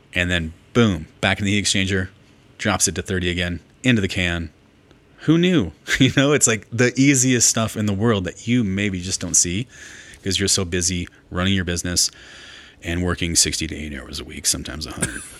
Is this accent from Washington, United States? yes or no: yes; Mount Vernon, Washington, United States; also born or lived in Portland, Oregon; now in Jackson, United States; I grew up in Mount Vernon, Washington, north of Seattle